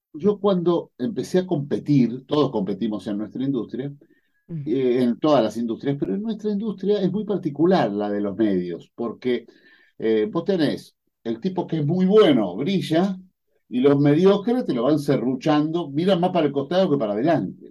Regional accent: Adrogué, Buenos Aires Province, Argentina; Yo nací en Adrogué

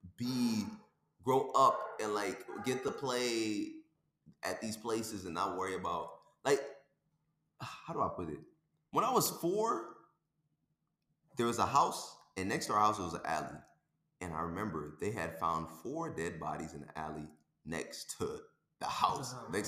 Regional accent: Detroit, Michigan, United States; now in Indiana, United States; growing up in Detroit, where we grew up

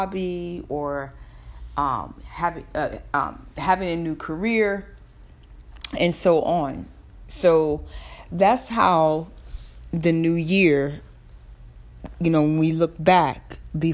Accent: the South, Southern United States, United States; accent: Southern; my Southern accent

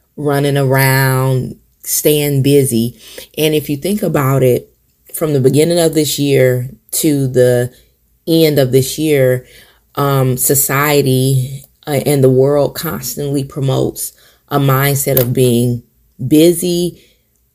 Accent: Michigan, United States; moved away as an adult; now in South Carolina, United States; my family in Michigan

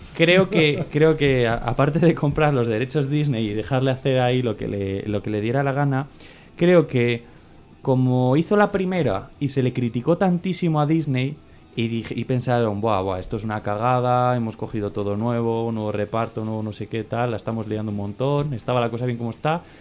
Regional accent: Valladolid, Castile and León, Spain; Yo de pequeño jugué en el Vitoria, aquí en el barrio de Valladolid

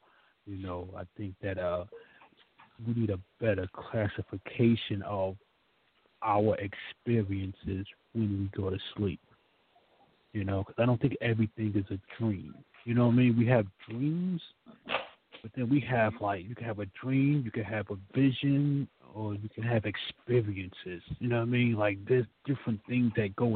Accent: New York, United States; I'm from New York

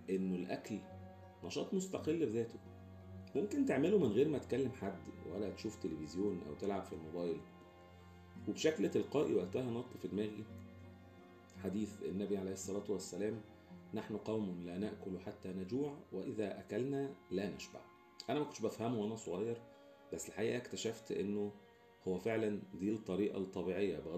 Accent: Alexandria, Alexandria Governorate, Egypt; وأنا شخص جاي من اسكندرية حيث بقى كبدة الفلاح ودهب وبلبع وحاجات

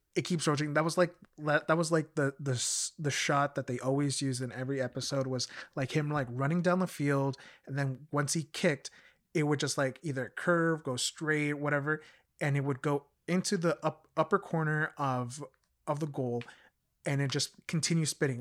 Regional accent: United States; also born or lived in Mexico; being a kid growing up in the States

